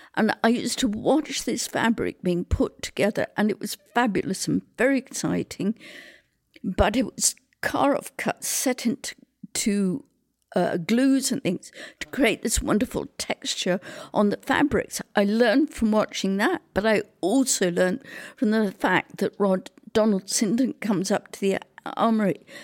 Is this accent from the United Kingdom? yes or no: yes; England, United Kingdom; moved away as an adult; also born or lived in Vancouver, Canada; now in Salt Spring Island, Canada; I was born in Britain during the war.